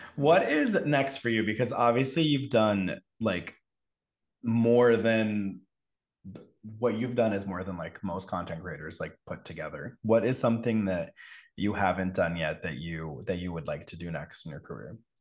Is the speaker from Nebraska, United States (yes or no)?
no; Connecticut, United States; I grew up in Connecticut